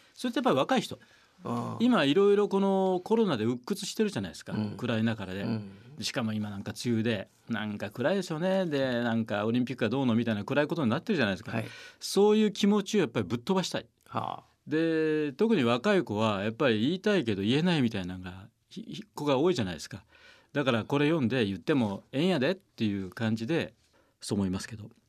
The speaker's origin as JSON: {"language": "Japanese", "region": "Osaka", "country": "Japan", "tie": "born or raised there", "also_born_or_lived": "Kyoto", "moved": "yes", "said": "僕はもう大阪生まれなんでで大阪って水の町"}